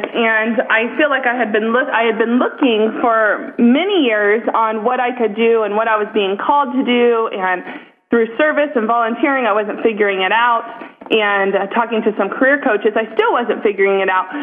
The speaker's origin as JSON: {"language": "English", "region": "Ohio", "country": "United States", "said": "I'm from Ohio"}